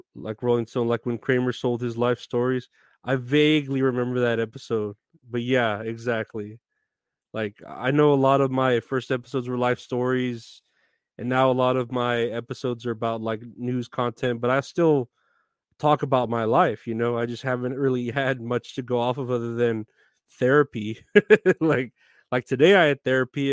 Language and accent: English; Texas, United States; I'm from Texas. I've been born and raised here in Texas